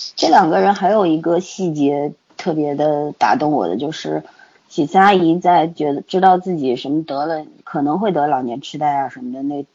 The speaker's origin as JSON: {"language": "Chinese", "country": "China", "said": "我们中国人"}